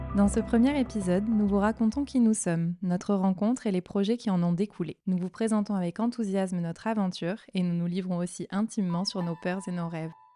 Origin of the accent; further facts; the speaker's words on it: Marseille, Provence-Alpes-Côte d'Azur, France; J'ai grandi à Marseille et j'en suis très fière